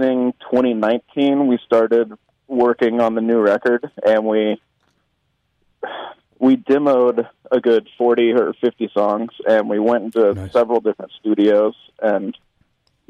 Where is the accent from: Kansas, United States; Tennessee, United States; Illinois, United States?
Tennessee, United States; Memphis; I grew up in Memphis